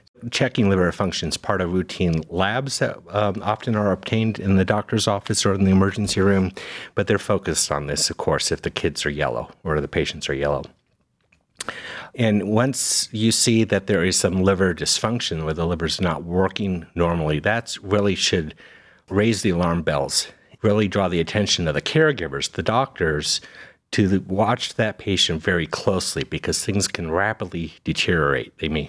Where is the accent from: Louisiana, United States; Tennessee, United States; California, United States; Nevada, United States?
Nevada, United States; Las Vegas; moved away as an adult; also born or lived in Cincinnati, Ohio / Birmingham, Alabama; now in Cleveland, United States; I was born and raised in Las Vegas, so Western boy. But after high school, I've spent the rest of my training and career in the Midwest primarily.